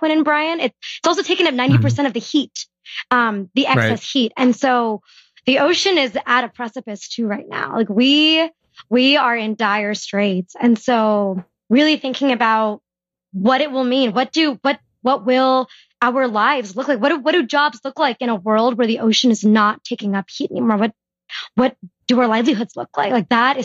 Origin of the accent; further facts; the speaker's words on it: California, United States; I am born and raised in California.